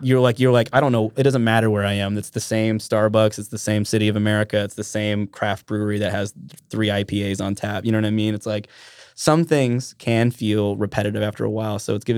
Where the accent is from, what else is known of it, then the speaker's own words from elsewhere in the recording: Trapper Creek, Alaska, United States; also born or lived in Minnesota / Talkeetna; I grew up in Trapper Creek.